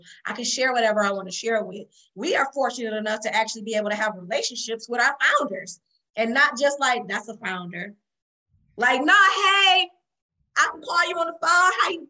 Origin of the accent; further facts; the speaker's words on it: Detroit, Michigan, United States; and I'm from Detroit.